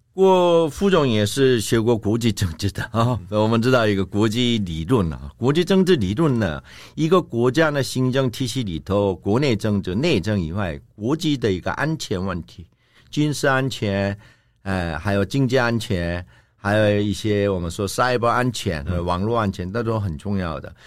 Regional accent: South Korea; 我们韩国

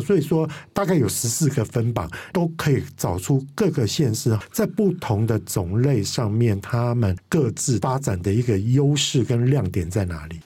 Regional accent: Kaohsiung, Taiwan; 我的故乡，也就是高雄高市

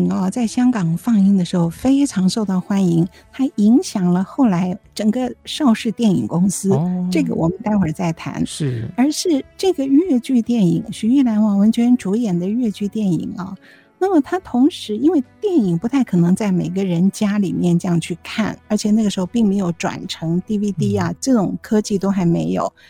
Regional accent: Zhejiang, China; 虽然我是浙江人，可是我还是没有办法听懂他的吴侬软语。

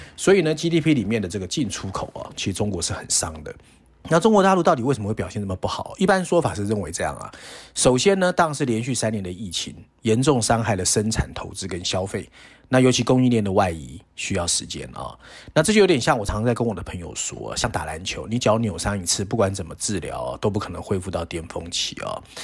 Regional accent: Taiwan; 我们小时候在台湾

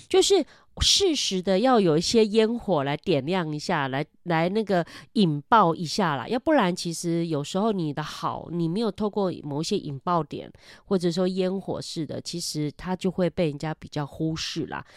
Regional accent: Meinong, Kaohsiung, Taiwan; moved away as an adult; also born or lived in Taipei / northern Taiwan; 我以前我在台北工作的时候，那我都跟人家讲说，哦，我是高雄人

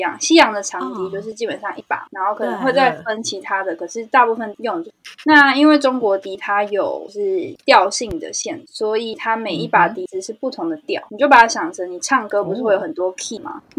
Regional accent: Hsinchu, Hsinchu City, Taiwan; 我是新竹人。

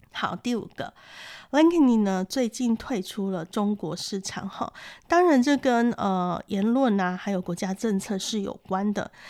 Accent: Taiwan; 我们台湾人

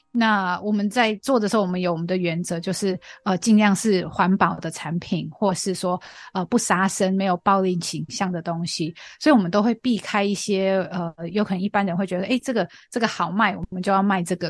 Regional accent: Australia; Chinese is a second language; moved away as an adult; now in Taiwan; 从小在澳洲长大

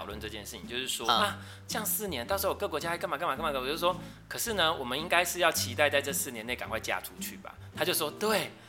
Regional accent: southern Taiwan, Taiwan; 我们都是来自南部的相亲。

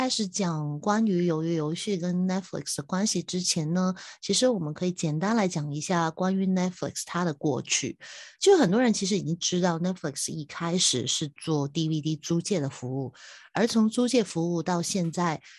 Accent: Hong Kong; 我是香港的

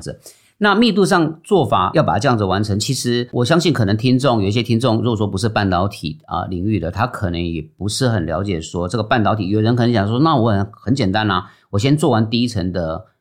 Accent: Taiwan; 我们是台湾人嘛，那可能那时候都比较乖一点

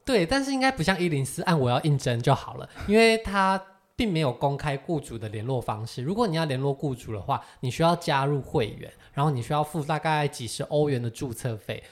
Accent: Taiwan; “台湾。”

